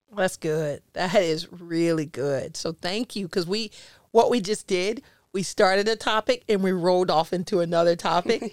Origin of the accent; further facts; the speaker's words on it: Jacksonville, Florida, United States; also born or lived in Chicago; I was born in Chicago, but I was raised in Jacksonville